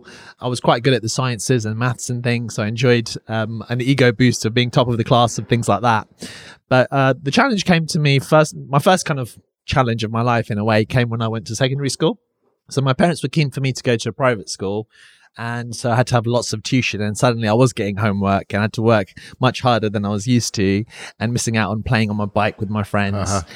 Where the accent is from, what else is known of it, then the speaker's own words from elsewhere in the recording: Finchley, London, United Kingdom; We're in North London right now, and I was brought up in North London.